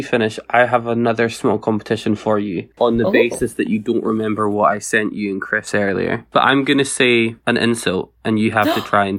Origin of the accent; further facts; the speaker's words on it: Scotland, United Kingdom; accent: Scottish; I'm not pronouncing this as Scottish as I could.